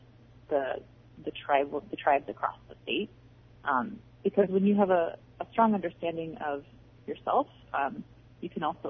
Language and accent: English; Bristol Bay, Alaska, United States; I'm from Bristol Bay